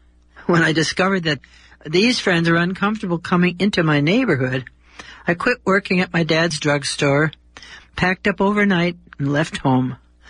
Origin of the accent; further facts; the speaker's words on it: Detroit, Michigan, United States; moved away as an adult; also born or lived in Los Angeles; Take a good look at me now at 90 and try to imagine that I was once a girl of 18 growing up in Detroit, Michigan, then one of the most ethnically mixed and racially restricted cities in the USA.